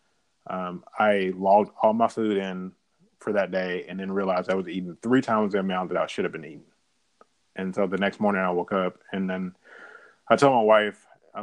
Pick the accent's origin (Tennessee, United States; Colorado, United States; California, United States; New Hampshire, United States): Tennessee, United States; Memphis; I was born on August 5th, 1980, in Memphis, Tennessee, in a hospital called Baptist at 6:37 p.m.